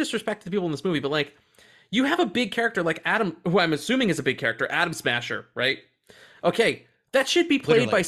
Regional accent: Australia; I don't want them to know I'm Australian. They'll know.

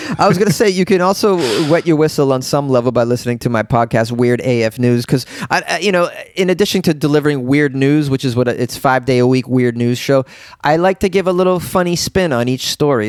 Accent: Boston, Massachusetts, United States; I'm a guy from Boston. Yeah, well, there's a million of us from Boston

